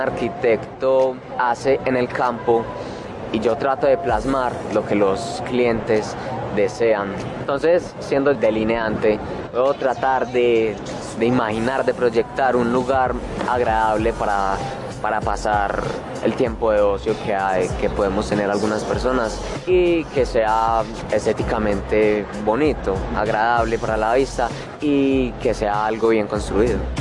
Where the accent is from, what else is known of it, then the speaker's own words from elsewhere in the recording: Medellín, Antioquia, Colombia; soy de la Comuna 1 de Medellín